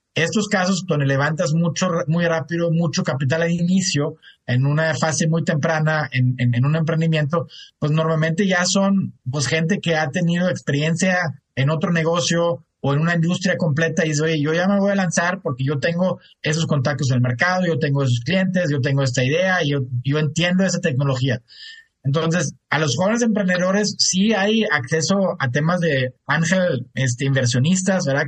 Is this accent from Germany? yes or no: yes; Germany; moved away as an adult; also born or lived in United States; now in Mexico; Yo soy de Alemania, mi esposa es regia